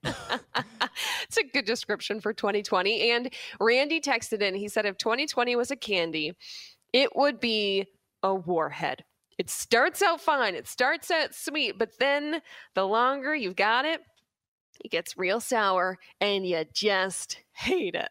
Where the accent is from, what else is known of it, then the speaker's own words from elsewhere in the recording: Burlington, Ontario, Canada; where I grew up in Burlington